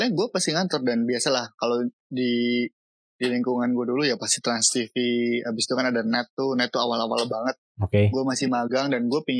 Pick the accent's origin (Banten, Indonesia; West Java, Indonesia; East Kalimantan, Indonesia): West Java, Indonesia; Bogor; kita orang Bogor, gue orang Bogor, gue jarang ke puncak sehingga orang Jakarta lebih tahu puncak daripada gue.